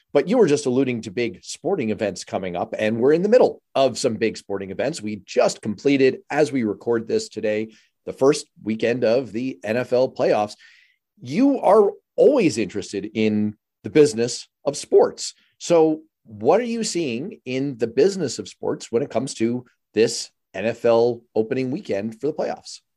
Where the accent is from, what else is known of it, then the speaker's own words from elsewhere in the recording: New York City, New York, United States; I'm from New York City